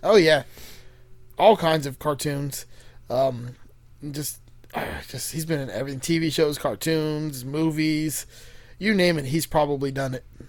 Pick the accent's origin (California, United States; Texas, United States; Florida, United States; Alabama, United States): Florida, United States; Miami; I grew up in Miami